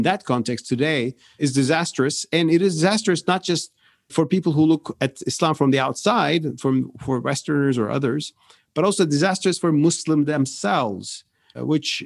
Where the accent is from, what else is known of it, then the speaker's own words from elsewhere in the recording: Turkey; I'm from Turkey